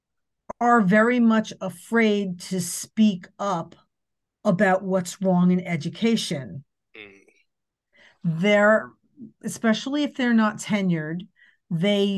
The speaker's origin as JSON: {"language": "English", "region": "New Jersey", "country": "United States", "said": "I'm also from New Jersey"}